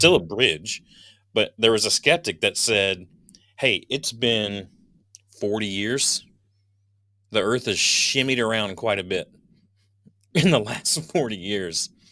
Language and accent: English; Southeast Virginia, United States; when I was a kid growing up in Southeast Virginia